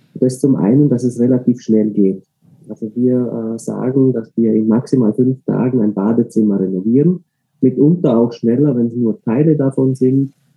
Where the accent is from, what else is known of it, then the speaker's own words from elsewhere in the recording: Austria; ich selber bin Österreicher